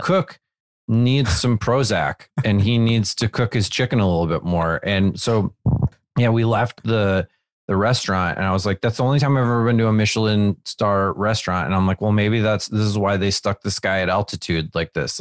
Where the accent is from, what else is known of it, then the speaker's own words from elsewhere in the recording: Wisconsin, United States; now in Los Angeles, United States; when I was growing up in Wisconsin